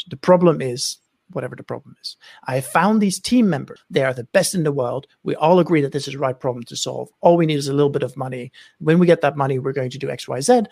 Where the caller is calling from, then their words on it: Oakland, California, United States; I am dialing in from Oakland, California, where it is uh, wonderfully sunny.